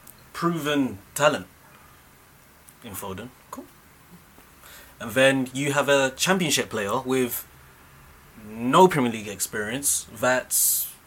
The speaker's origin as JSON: {"language": "English", "town": "Bedford", "region": "East of England", "country": "United Kingdom", "tie": "born or raised there", "said": "I was born in Bedford, which is not that far from Birmingham."}